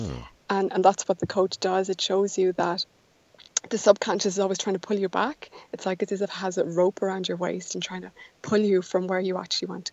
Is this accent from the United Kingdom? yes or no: no; Ireland; I grew up in Ireland, which is where I still live